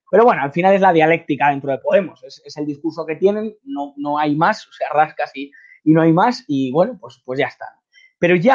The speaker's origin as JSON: {"language": "Spanish", "country": "Spain", "said": "Pues eso me, caracteriza como español y como persona que quiero contar la verdad y como periodista"}